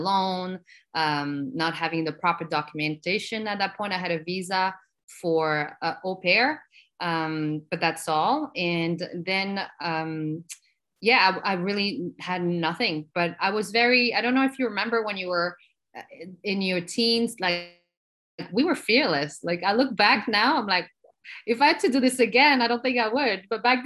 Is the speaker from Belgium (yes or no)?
yes; Belgium; English is a second language; moved away as an adult; also born or lived in Morocco; now in New York, United States; I was born in Morocco and then raised in Belgium. So my mom and I, we immigrated from Morocco to Belgium, where I grew up